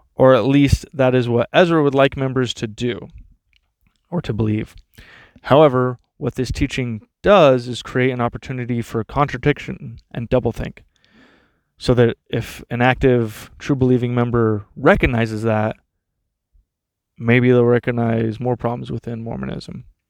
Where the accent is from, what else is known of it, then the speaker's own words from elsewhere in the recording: Texas, United States; I grew up in Texas